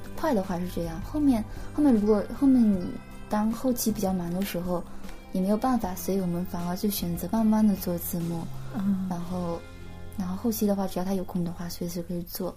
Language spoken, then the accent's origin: Chinese; Fujian, China; first language Chinese; moved away as an adult; now in Tokyo, Japan; 我来自中国福建